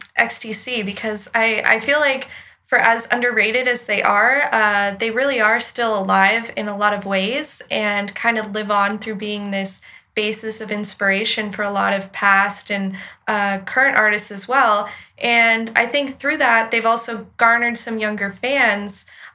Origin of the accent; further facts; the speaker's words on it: California, United States; moved away as an adult; now in Oxford, United Kingdom; I'm 24, and from California originally, but I just moved to Oxford to get my master's, so I'm living over here for the time being.